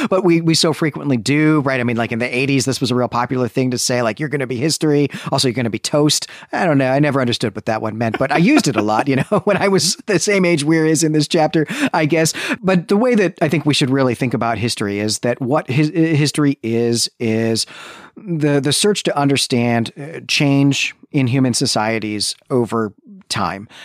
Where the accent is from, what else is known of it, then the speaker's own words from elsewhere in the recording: Midwest, United States; I'm a Midwesterner